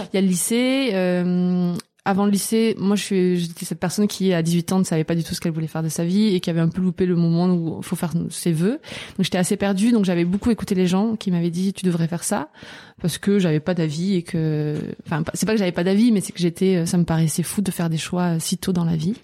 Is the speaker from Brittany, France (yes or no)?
no; Albi, Occitania, France; je viens d'Albi, c'est euh, une petite ville euh, à côté de Toulouse